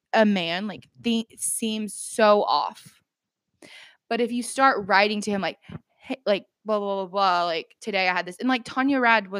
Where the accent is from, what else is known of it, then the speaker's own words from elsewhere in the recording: the South, United States; that's just growing up in the South.